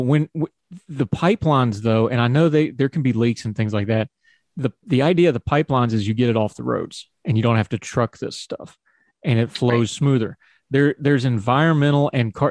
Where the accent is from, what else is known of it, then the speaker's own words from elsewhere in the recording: West Virginia, United States; I grew up in West Virginia and I came through West Virginian schools